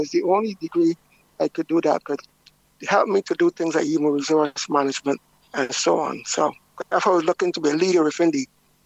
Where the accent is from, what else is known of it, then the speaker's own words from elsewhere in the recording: Christ Church, Barbados; I grew up in Christchurch.